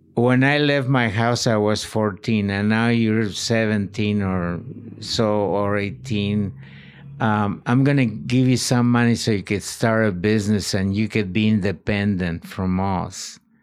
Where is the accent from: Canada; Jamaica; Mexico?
Mexico; Morelia, Michoacán; moved away; also born or lived in Maryland; born in Morelia, uh, illegally.